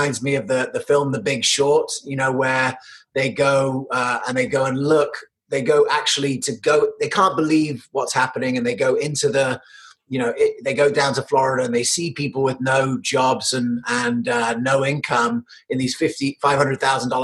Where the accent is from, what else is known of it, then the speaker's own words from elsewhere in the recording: United Kingdom; also born or lived in United States; I was born in America. I grew up in the UK